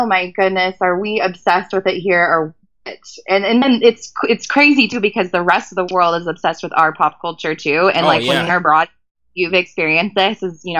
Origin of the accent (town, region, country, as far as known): California, United States; accent: American